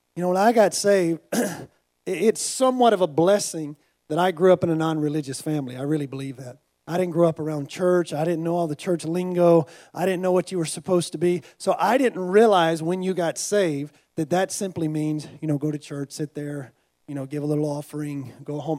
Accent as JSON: {"language": "English", "country": "United States", "said": "I'm from America."}